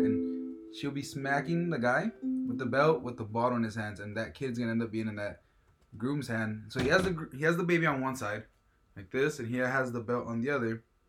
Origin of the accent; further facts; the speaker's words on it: Mexico; moved away; Our town that where I'm from Mexico, it's about only 3,000, 4,000 people.